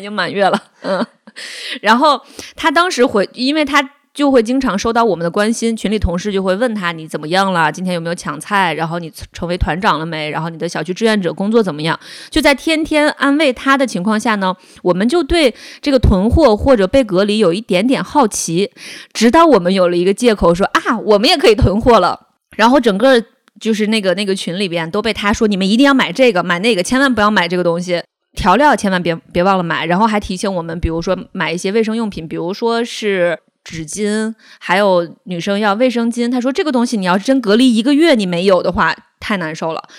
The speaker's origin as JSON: {"language": "Chinese", "region": "northern China", "country": "China", "also_born_or_lived": "Beijing", "said": "因为我就是北方人，我不喜欢吃米"}